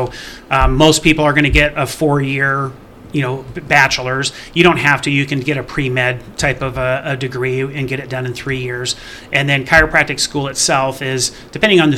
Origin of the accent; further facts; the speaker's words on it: Las Vegas, Nevada, United States; moved away as an adult; I grew up in Southern Nevada in the Las Vegas area